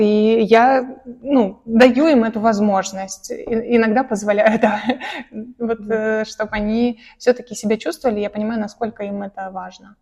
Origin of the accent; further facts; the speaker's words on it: Caucasus, Russia; я э, родилась и выросла на Кавказе, угу. э, хоть и сама русская